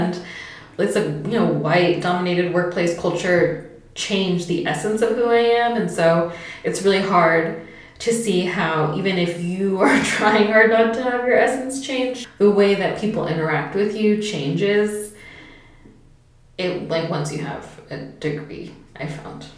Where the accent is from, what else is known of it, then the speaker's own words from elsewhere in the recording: a suburb of San Francisco, California, United States; moved away as an adult; also born or lived in West Oakland / New Haven; growing up in a suburb of it